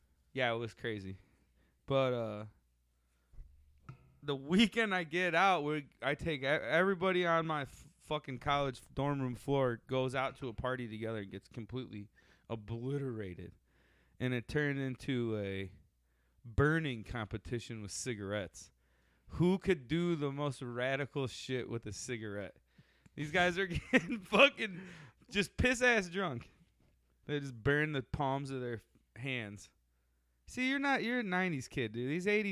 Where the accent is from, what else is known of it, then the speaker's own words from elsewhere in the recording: Sandwich, United States; Growing up in Sandwich as a little kid was a fucking weird town.